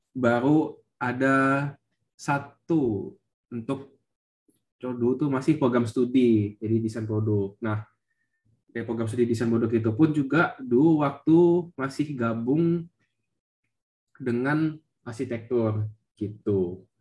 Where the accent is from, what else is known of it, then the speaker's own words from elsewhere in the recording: Jakarta, Indonesia; Jadi, ya asalku dari Jakarta tapi bukan asli Jakarta.